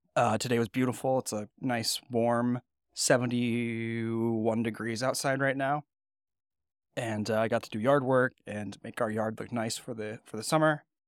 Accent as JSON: {"language": "English", "town": "Napa", "region": "California", "country": "United States", "tie": "born or raised there", "said": "Napa, California, my hometown"}